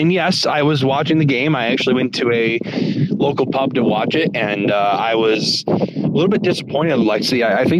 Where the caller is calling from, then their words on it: Detroit, Michigan, United States; I am actually calling from the great state of Michigan, so Metro Detroit area.